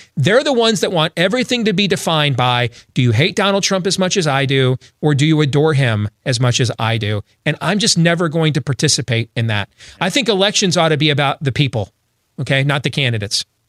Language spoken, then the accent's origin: English; Grand Rapids, Michigan, United States; moved away; also born or lived in Kent County, Michigan / Ottawa County, Michigan; the district where I grew up in Grand Rapids, Michigan, so I know that area well